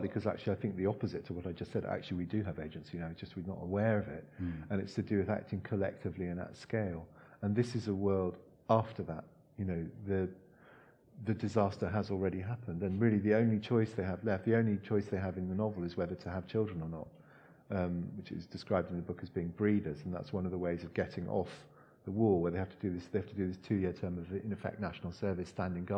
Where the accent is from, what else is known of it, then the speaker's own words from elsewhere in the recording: Hong Kong; moved away; I grew up in Hong Kong, and in the 70s in Hong Kong